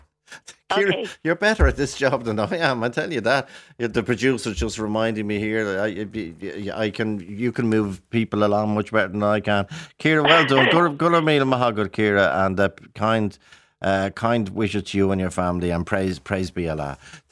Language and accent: English; Ballyferm, Ireland; They used to, didn't they, when we were growing up in Ballyferm, but there was lots of chickens and hens.